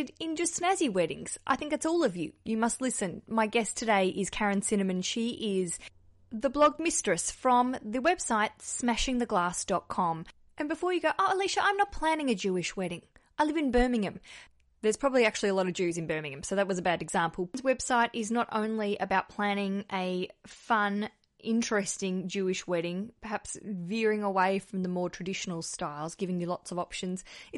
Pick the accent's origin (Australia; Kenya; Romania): Australia; I grew up in Australia